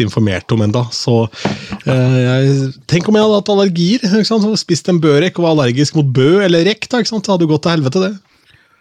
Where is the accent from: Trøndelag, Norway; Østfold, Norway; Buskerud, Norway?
Østfold, Norway; moved away as an adult; now in Oslo, Norway; Jeg kommer fra Østfold